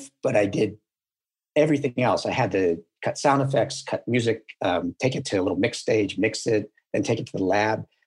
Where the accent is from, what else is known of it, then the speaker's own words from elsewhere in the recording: Buffalo, New York, United States; moved away; I'm from Buffalo, New York